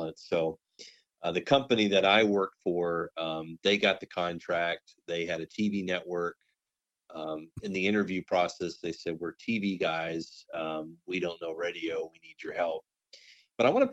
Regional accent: Waco, Texas, United States; also born or lived in Odessa, Texas; I grew up in the Waco, Texas area

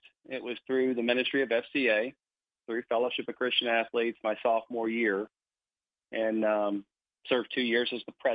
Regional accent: Ocala, Florida, United States; also born or lived in Louisville, Kentucky; I was from Ocala

